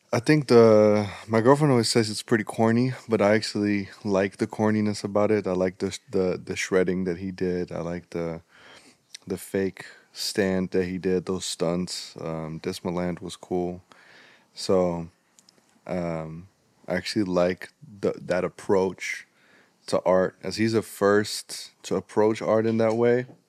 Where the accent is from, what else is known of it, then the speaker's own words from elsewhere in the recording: Netherlands; we in in the Netherlands